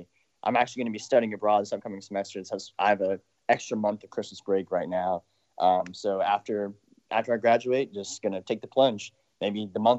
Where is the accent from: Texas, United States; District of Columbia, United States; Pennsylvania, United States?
Texas, United States; Houston; also born or lived in Athens, Georgia; we're Texans originally, both born and raised here.